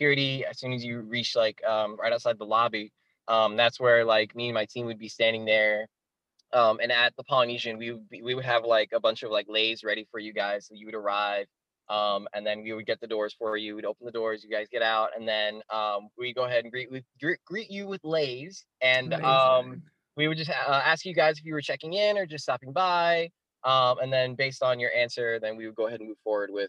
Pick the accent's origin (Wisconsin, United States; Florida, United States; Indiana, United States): Florida, United States; Altamonte Springs; I've pretty much stayed in Florida. I've moved around quite a bit in Florida, but yeah, I was born in Altamont Springs, which is kind of like south of Orlando